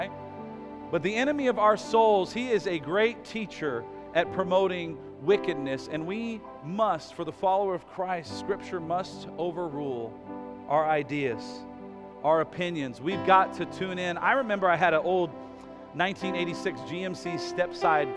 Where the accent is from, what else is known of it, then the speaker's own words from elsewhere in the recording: United States; as American citizens